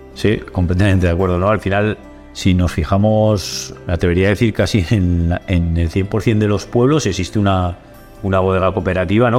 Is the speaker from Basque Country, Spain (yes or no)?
no; Olite, Navarre, Spain; siempre he vivido en Olite